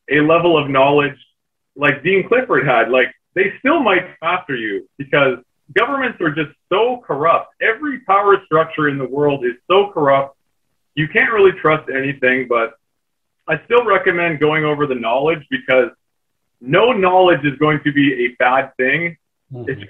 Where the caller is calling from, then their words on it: Canada; I'm joining you from the Great White North in snowy Canada right now.